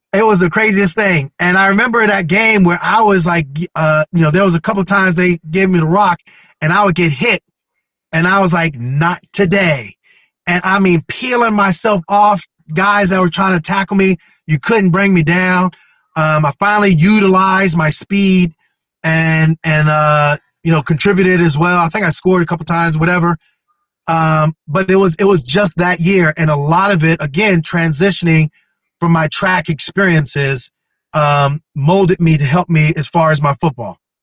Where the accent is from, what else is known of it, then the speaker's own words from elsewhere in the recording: Wilkes-Barre, Pennsylvania, United States; My hometown, Wilkes-Barre